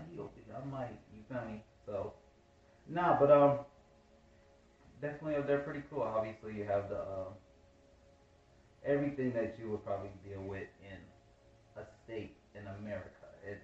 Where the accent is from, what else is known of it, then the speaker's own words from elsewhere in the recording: Dayton, Ohio, United States; now in Atlanta, United States; I am from Dayton, Ohio.